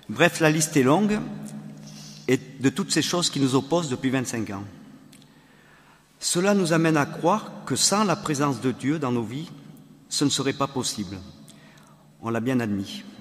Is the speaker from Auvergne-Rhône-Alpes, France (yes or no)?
yes; Valence, Auvergne-Rhône-Alpes, France; euh, nous venons de Valence, nous sommes foyers amis et nous avons quatre enfants.